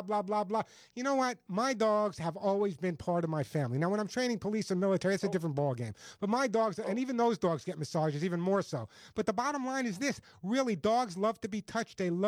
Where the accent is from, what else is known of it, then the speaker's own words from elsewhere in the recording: New York, United States; accent: New York; my New York accent